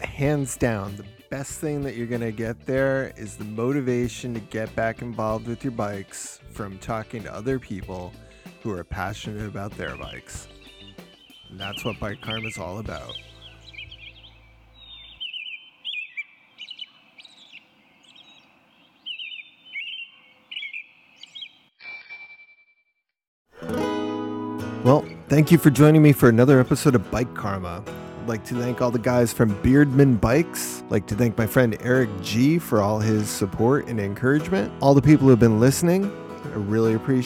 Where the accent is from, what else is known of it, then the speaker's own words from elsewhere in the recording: Wethersfield, Connecticut, United States; my hometown